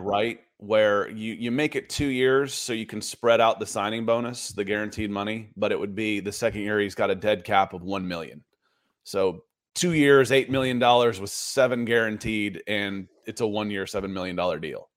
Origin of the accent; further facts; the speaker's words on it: Atlanta, Georgia, United States; I grew up in Atlanta